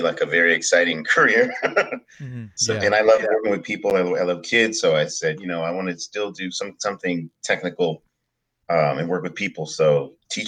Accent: Bay Area, California, United States; I was born and raised in the United States, in California, actually, in the Bay Area.

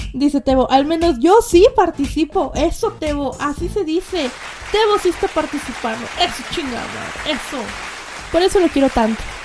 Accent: Mexico; yo soy de México

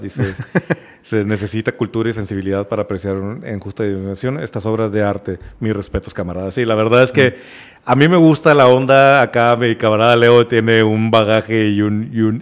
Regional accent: Mexico; nuestra historia como mexicanos

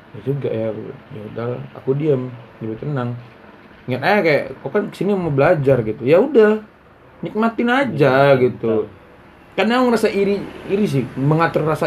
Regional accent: Batam, Riau Islands, Indonesia; ya kenapa kok aku dari Batam rupanya

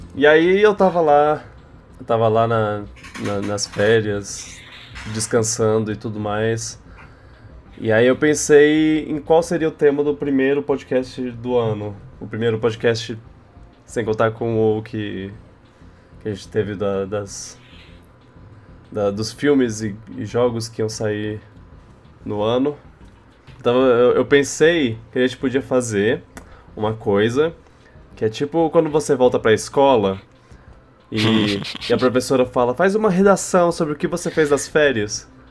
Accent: Brasília, Federal District, Brazil; moved away; na minha terra

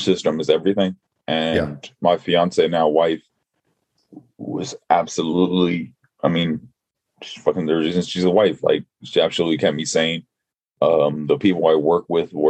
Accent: Los Angeles, California, United States; moved away; also born or lived in Virginia; I'm originally from Los Angeles.

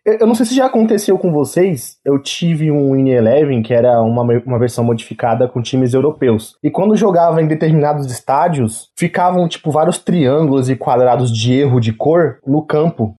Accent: Brazil; eu sou brasileiro

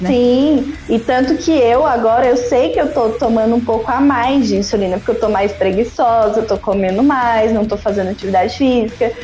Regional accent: Cambuí, Minas Gerais, Brazil; Cambuí, Minas Gerais também

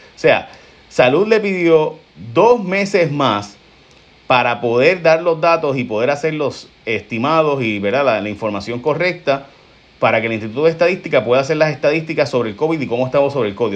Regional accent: San Lorenzo, Puerto Rico; mi pueblo de San Lorenzo

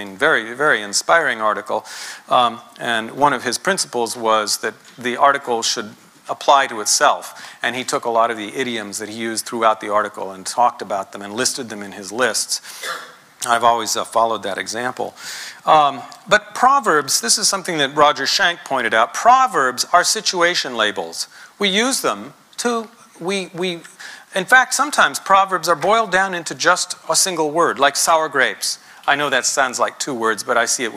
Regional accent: United States; being American

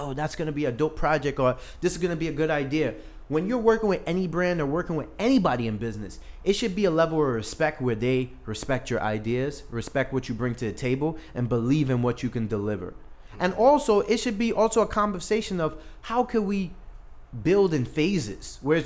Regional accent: New York City, New York, United States; also born or lived in Saint Vincent and the Grenadines; I grew up in Brooklyn

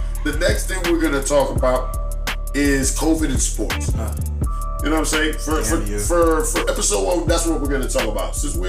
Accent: New York, United States; now in Orlando, United States; Well, so, I mean, I am from New York, but I've been in Orlando long enough.

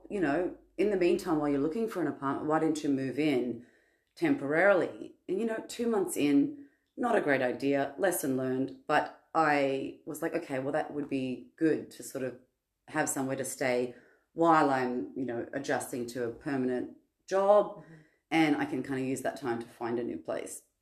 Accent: Sydney, New South Wales, Australia; I'm from Sydney, Australia.

